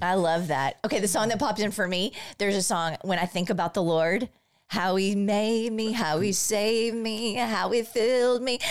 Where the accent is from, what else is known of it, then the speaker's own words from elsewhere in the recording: Bryan, Texas, United States; I grew up in Bryan